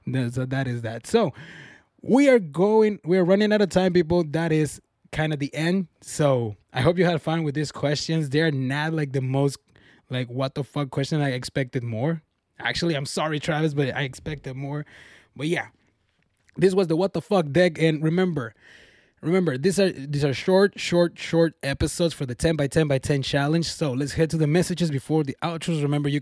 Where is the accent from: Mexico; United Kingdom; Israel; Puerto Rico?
Mexico; one time from my home state back in Mexico, I heard these names that they actually were banned because kids were being bullied by the name.